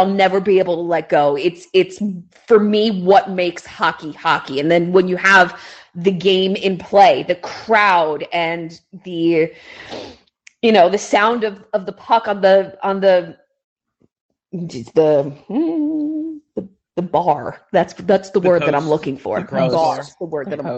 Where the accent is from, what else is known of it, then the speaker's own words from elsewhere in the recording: New Jersey, United States; I grew up in North Jersey